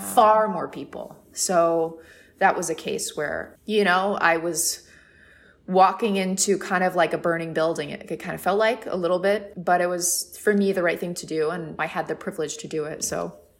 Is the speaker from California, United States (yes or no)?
yes; San Diego, California, United States; now in New York, United States; I'm originally from San Diego, which is a, a, and a small coastal town